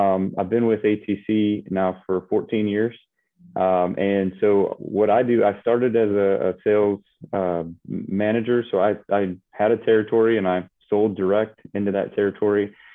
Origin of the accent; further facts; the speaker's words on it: Michigan, United States; I grew up in Michigan